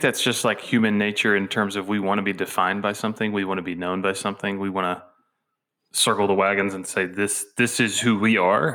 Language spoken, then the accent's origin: English; Georgia, United States; moved away as an adult; now in Tennessee, United States; growing up in Georgia